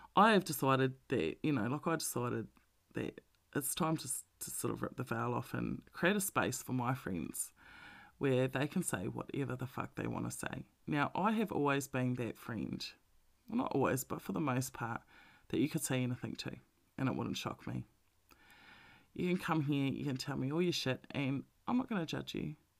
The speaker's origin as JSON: {"language": "English", "town": "Melbourne", "region": "Victoria", "country": "Australia", "said": "we're from Melbourne, so we were the most locked down city in the world."}